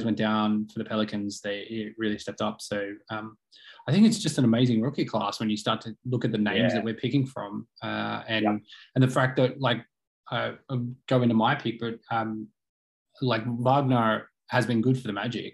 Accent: Australia

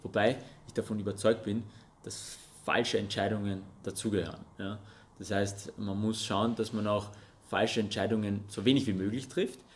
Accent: Russia; first language Russian and Armenian; German is a second language; now in Austria; geboren und aufgewachsen in Russland, deswegen habe ich auch Russisch und Armenisch als meine Muttersprache okay. gehabt

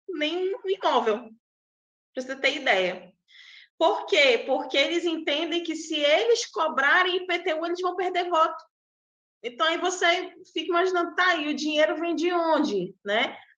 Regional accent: Amazonas, Brazil; Eu sou do Amazonas, tá, gente? É bem longe de vocês, né?

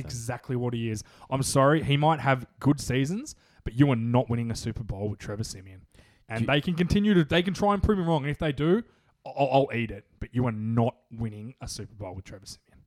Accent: Australia; accent: Aussie; my Aussie accent

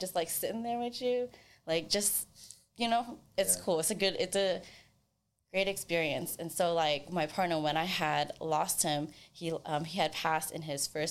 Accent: Sacramento, California, United States; from Sacramento.

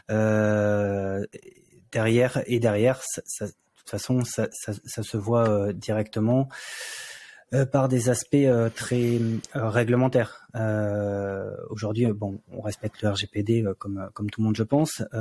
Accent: France; puisque on est français et que euh, quasiment toute notre équipe est française

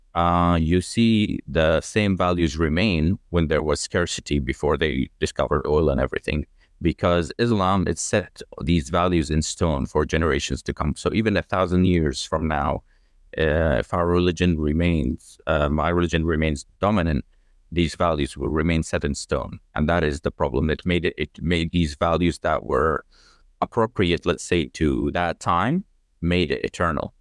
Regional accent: Jordan; also born or lived in United Kingdom / Australia; I grew up in Jordan. I am full-blooded Jordanian.

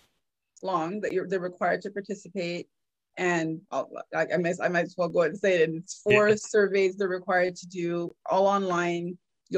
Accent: Trinidad & Tobago; now in Toronto, Canada; I'm from the Caribbean.

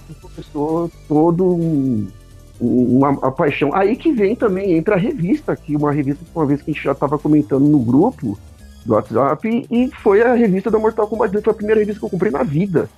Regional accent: São Paulo, Brazil; also born or lived in Atibaia; eu cresci em São Paulo, mas eu morei em Atibaia até meus 12, 14 anos

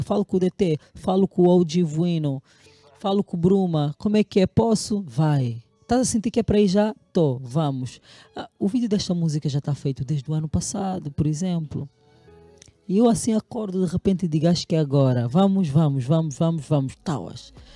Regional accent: Caconda, Huíla, Angola; moved away; also born or lived in Lobito, Angola / Luanda, Angola; sou natural de Caconda e do Bucóio.

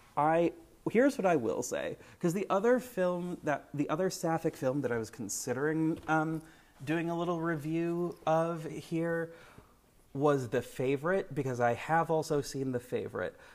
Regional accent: United States; I am an American person

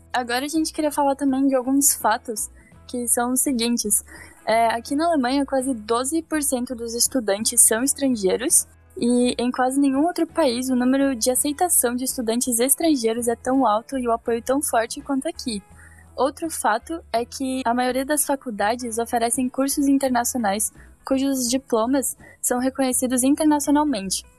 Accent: Bahia, Brazil; moved away as an adult; also born or lived in Poland; now in Germany; nasci na Polônia e cresci no Brasil, especificamente na Bahia

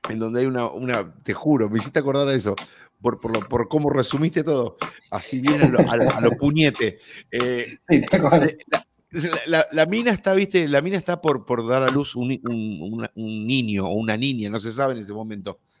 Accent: Argentina; Y al lado hay una banderita argentina para saber que somos los delincuentes argentinos lo que estamos haciendo.

